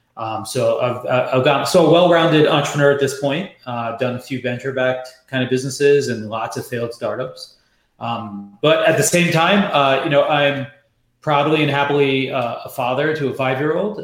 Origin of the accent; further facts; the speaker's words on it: New York, United States; moved away; also born or lived in San Francisco; I'm born and raised in New York